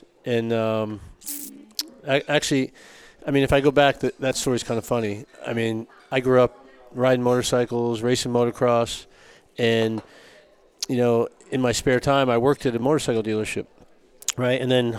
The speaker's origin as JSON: {"language": "English", "region": "Connecticut", "country": "United States", "tie": "born or raised there", "said": "I grew up in Connecticut."}